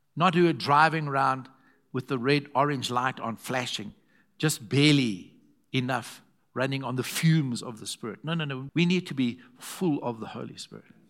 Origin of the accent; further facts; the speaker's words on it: Zimbabwe; I'm from Zim's.